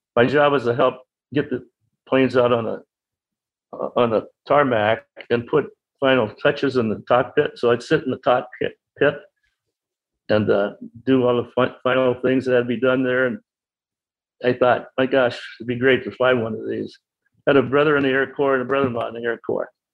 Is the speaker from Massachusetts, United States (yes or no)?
yes; Boston, Massachusetts, United States; also born or lived in Winthrop, Massachusetts; I was born in Boston on June 16, 1925. Lived in Winthrop, which is a suburb of Boston, near the ocean